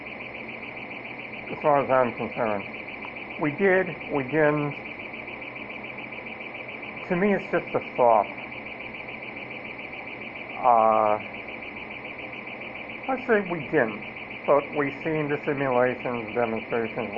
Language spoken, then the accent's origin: English; Cleveland, Ohio, United States; when I grew up in Cleveland